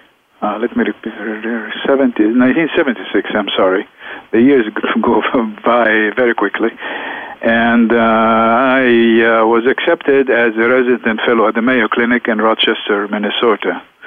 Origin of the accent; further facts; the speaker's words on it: Alexandria, Alexandria Governorate, Egypt; moved away as an adult; also born or lived in Beirut, Lebanon; now in United States; was born in Alexandria, Egypt, in 1945, just after World War II ended, and this is why my parents gave me … And I stayed in Egypt until age 28